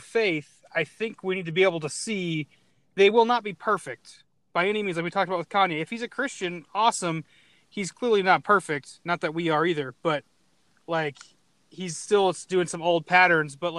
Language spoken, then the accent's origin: English; Arizona, United States; I'm from Arizona